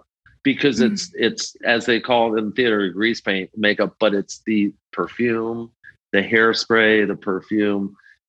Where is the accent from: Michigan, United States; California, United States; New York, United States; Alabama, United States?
New York, United States; New York City; moved away as an adult; also born or lived in Los Angeles; I was some little Jewish kid growing up in Forest Hills.